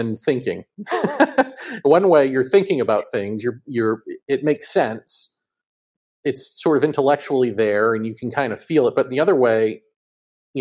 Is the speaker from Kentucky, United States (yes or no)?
no; Massachusetts, United States; moved away as an adult; also born or lived in New York; I grew up in Massachusetts and then my adult life, New York, and further adult life here